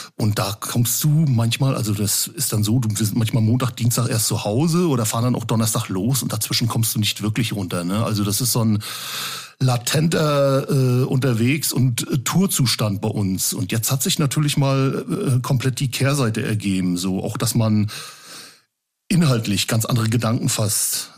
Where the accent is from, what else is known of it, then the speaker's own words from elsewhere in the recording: Rostock, Mecklenburg-Vorpommern, Germany; Wo ich geboren bin, in der, in der Hansestadt, in der wunderschönen Hansestadt Rostock.